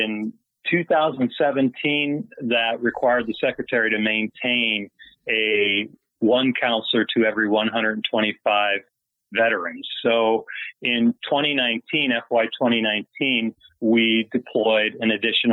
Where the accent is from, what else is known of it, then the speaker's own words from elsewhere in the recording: Chicago, Illinois, United States; moved away as an adult; also born or lived in Italy / San Diego; I became a Navy recruiter back to my hometown in Chicago, recruiting out of my own high school